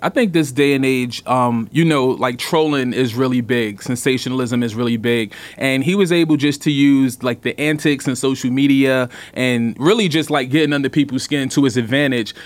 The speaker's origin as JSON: {"language": "English", "town": "New York City", "region": "New York", "country": "United States", "tie": "born or raised there", "said": "I grew up in Brooklyn, eighties and nineties."}